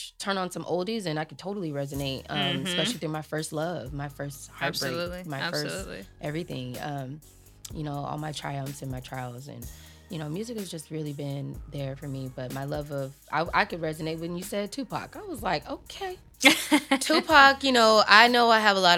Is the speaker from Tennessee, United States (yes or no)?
no; Long Beach, California, United States; also born or lived in Compton, California; I'm a Compton baby. I grew up also in Long Beach.